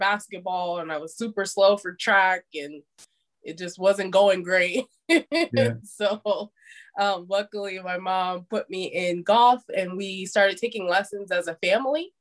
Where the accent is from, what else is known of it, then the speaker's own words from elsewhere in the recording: Las Vegas, Nevada, United States; moved away as an adult; also born or lived in Indiana / Tampa, Florida; Las Vegas, Nevada. So I grew up in Las Vegas